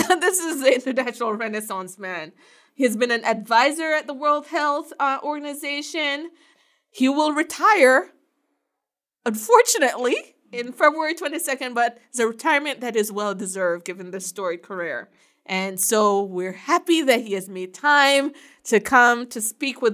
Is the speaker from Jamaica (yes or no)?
yes; Jamaica; now in United States; I'm from Jamaica